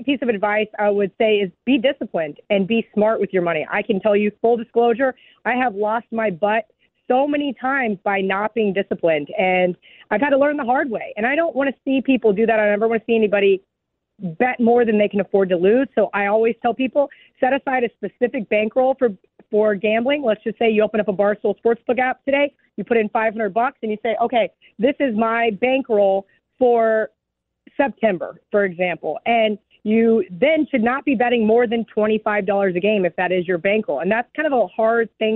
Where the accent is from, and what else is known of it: Kansas, United States; born or raised there; moved away as an adult; now in Las Vegas, United States